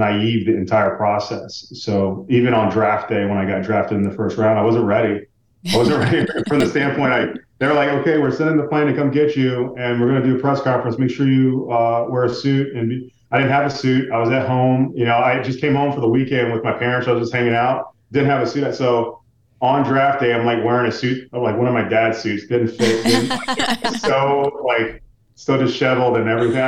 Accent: Central Florida, United States; I'm from Central Florida

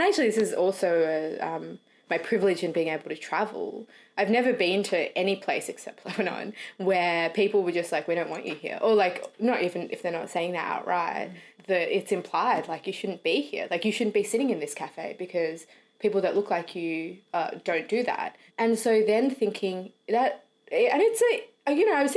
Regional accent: Australia; accent: Australian; moved away as an adult; now in London, United Kingdom; I grew up in Australia and speak with an Australian accent.

